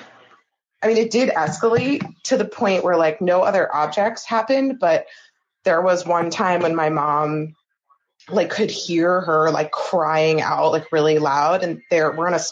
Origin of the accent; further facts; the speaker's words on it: New Jersey, United States; I'm also from New Jersey